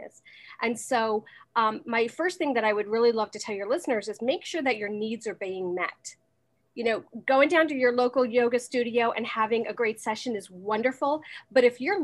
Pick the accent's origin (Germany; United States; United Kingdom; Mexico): United States; moved away as an adult; now in Manhattan, Kansas, United States; I am originally from the New York, New Jersey area. I am currently living in Manhattan, Kansas